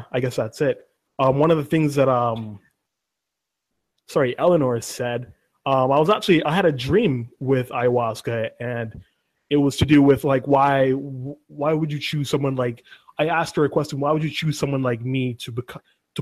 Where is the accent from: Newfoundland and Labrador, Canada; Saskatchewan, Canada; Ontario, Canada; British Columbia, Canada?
British Columbia, Canada; Vancouver; I'm from Vancouver, BC.